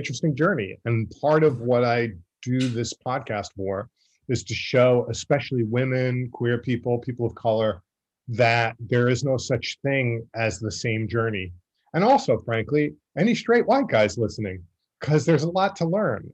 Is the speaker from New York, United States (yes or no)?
yes; Massapequa Park, New York, United States; I grew up in Massapequa Park on the South Shore, which was often the working class / mafia section of Long Island